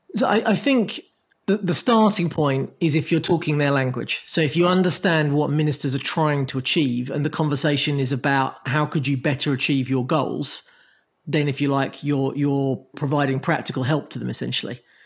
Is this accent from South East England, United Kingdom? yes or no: no; Croydon, London, United Kingdom; my hometown